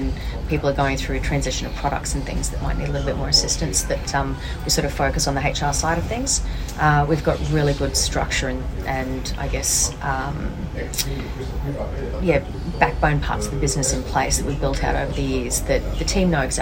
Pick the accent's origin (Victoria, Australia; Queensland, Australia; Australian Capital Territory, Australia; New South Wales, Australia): Queensland, Australia; Brisbane; being a Queenslander because they're a little bit slower, a little bit more heartfelt, a little bit more community, and I think that, you know, being raised in Brisbane, that kind of feels like home to me